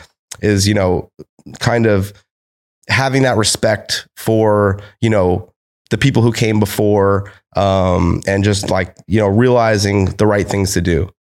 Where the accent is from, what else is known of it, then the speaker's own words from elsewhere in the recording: United States; I'm American.